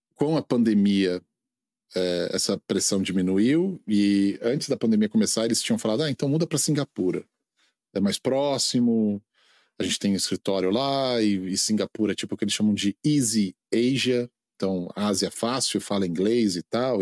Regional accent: Brazil; moved away as an adult; also born or lived in India; now in United States; Brasil é minha terra

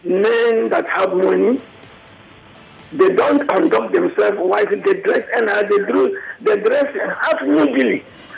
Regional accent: Nigeria; I'm a Nigerian, I'm a liberal man

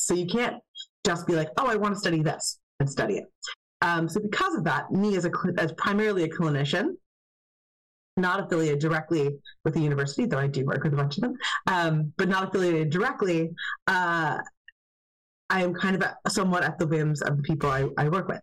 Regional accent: United States; as an American

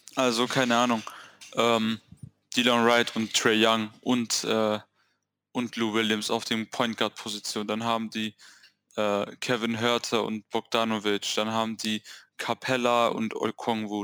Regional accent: Swabia, Germany; Ich bin Schwabe

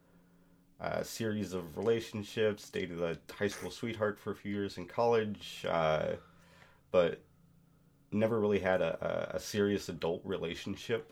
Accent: Eastern Washington, United States; I grew up in Eastern Washington in a rural community

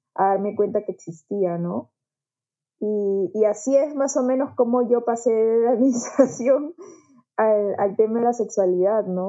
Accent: Juliaca, Puno, Peru; moved away; also born or lived in Lima; yo tampoco soy de Lima, yo soy eh, de Juliaca, de Puno

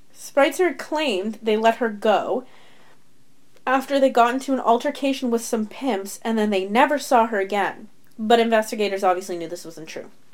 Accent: Canada; we are Canadian

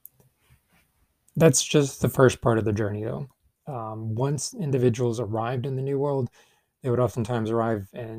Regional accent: United States; as an American and an English speaker

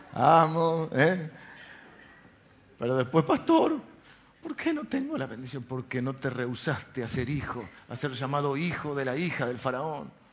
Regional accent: Argentina; Nacimos en Argentina

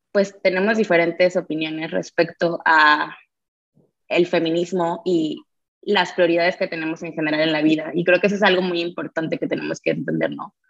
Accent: Mexico; ser mujer en México

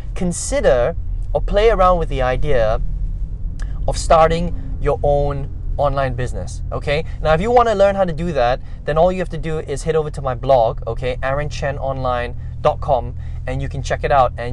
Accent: Malaysia; also born or lived in Indonesia / overseas; I was born in Indonesia, but basically raised in Malaysia, spent a lot of time overseas, came back home here to live.

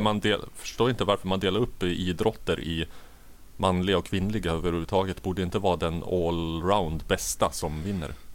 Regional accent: Katrineholm, Södermanland, Sweden; also born or lived in Nacka / Jordbro, Haninge; Jag har bott i Sörmland i hela mitt liv. Född i Nacka, bodde i Jordbro i Haninge kommun tills jag var sex år och började skolan. Eh, därefter utanför Katrineholm på landet

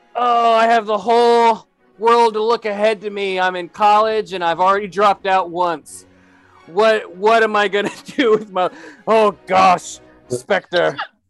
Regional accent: West Virginia, United States; Clearly, we are here in the hills of West Virginia. back in my youth, nearly a shred of internet was to be spared.

